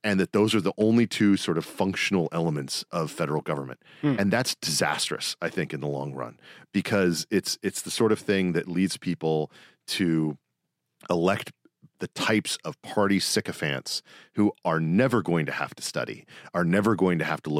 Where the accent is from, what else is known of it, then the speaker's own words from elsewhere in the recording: South Carolina, United States; also born or lived in Mississippi; I was born in Mississippi. I grew up in South Carolina